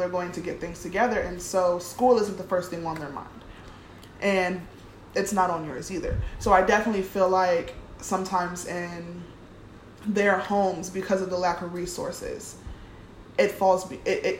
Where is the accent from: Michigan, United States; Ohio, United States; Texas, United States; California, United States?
Ohio, United States; Cleveland; I grew up in Cleveland, Ohio